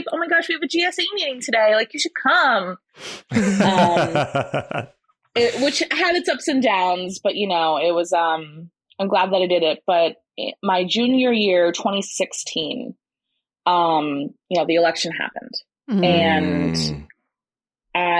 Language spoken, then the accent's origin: English; Sussex County, New Jersey, United States; growing up in Sussex County